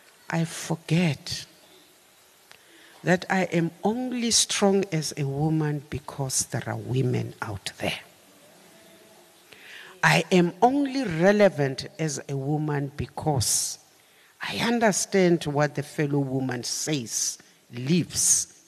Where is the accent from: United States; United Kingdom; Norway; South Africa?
South Africa; We participated as South African women in the drafting of the Freedom Charter.